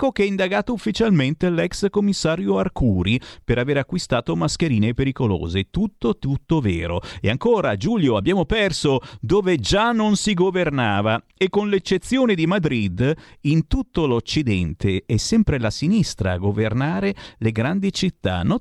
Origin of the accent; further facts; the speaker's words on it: Tuscany, Italy; sono toscano anch'io